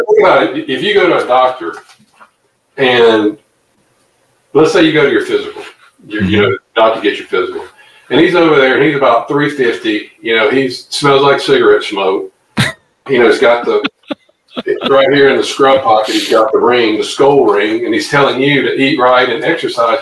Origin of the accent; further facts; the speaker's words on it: Louisiana, United States; come back here to my hometown, Louisiana